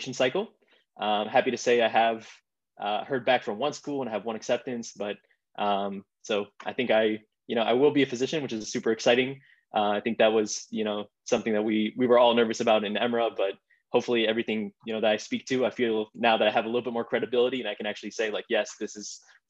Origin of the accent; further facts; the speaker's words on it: Chicago, Illinois, United States; also born or lived in Israel; I'm originally from Israel. I immigrated to the United States at an early age. Grew up in the Chicagoland area